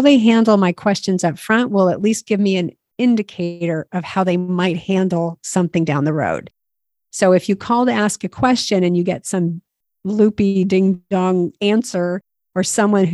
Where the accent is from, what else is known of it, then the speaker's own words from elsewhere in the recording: United States; I'm an American.